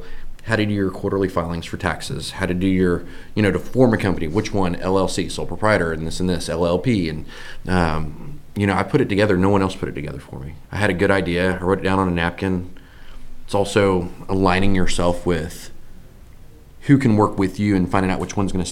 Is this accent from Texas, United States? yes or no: yes; Dallas-Fort Worth area, Texas, United States; I'm from the Dallas-Fort Worth area. I grew up over in the Louisville area